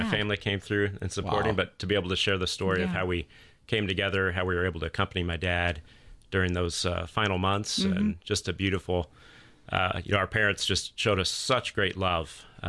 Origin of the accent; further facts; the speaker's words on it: Atlanta, Georgia, United States; I've been blessed to be back in the Archdiocese a little over 4 years now, which has been, I grew up here in the Archdiocese.